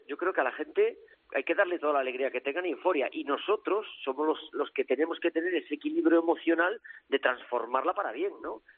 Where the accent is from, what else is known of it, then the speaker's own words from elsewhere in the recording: north of A Coruña, Galicia, Spain; now in Almendralejo, Spain; yo soy del norte de Coruña